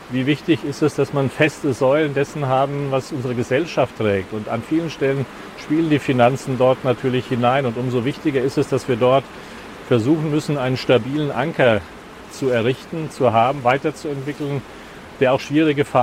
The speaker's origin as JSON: {"language": "German", "town": "Frankfurt", "region": "Hesse", "country": "Germany", "tie": "born or raised there", "said": "Ich bin hier im Norden Frankfurts aufgewachsen. Ähm, zu meiner Geburtszeit gehörte dieser Teil noch nicht zu Frankfurt, er ist erst 72 eingemeindet worden."}